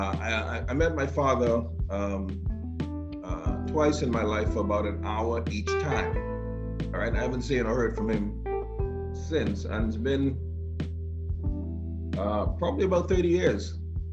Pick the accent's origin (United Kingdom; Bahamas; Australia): Bahamas; Grand Bahama; now in Nassau, Bahamas; I was born and raised in Grand Bahama.